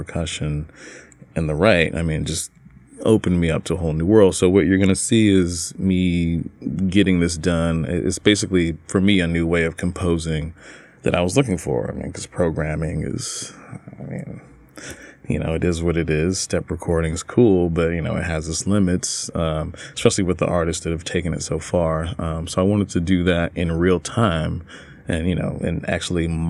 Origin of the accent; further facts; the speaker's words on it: Newnan, Georgia, United States; I'm born and raised in Newnan, Georgia, not far from Atlanta